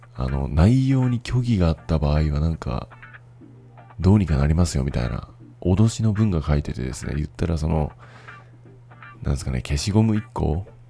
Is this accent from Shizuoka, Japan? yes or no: no; Fukuoka, Japan; moved away as an adult; now in Taiwan; 自分の実家に泊まってた